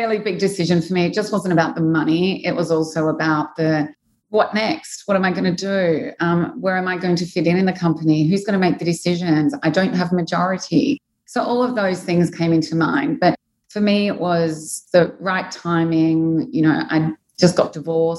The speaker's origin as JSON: {"language": "English", "country": "Australia", "moved": "as an adult", "lives_now": "Dubai, United Arab Emirates", "said": "I'm from Australia. I came to Dubai when I was 26."}